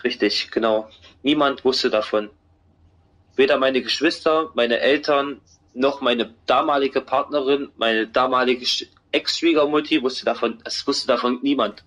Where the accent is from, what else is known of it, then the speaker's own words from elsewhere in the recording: Halle, Saxony-Anhalt, Germany; als ich zurück wieder in meine Heimatstadt gefahren bin, Halle an der Saale